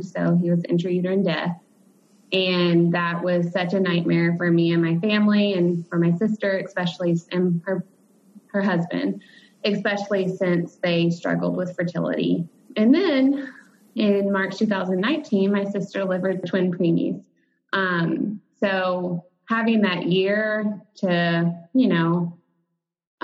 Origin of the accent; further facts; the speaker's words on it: Dallas-Fort Worth area, Texas, United States; I'm from the Dallas-Fort Worth area